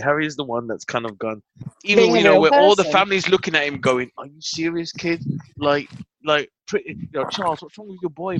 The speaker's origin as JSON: {"language": "English", "country": "United Kingdom", "said": "I'm British, man."}